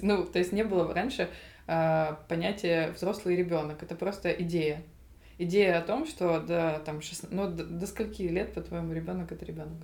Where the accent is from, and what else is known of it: Zaporizhzhia, Zaporizhzhia Oblast, Ukraine; moved away; also born or lived in Paris